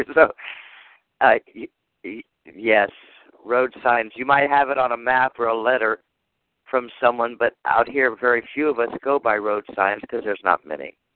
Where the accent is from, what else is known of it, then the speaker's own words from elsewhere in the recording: Japan; I was raised in Japan, so I love temples.